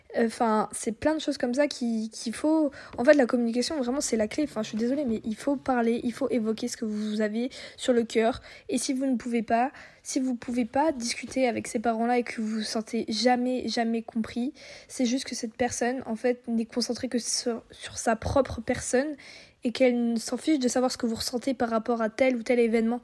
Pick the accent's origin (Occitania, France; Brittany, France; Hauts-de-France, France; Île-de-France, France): Brittany, France; on est bretonne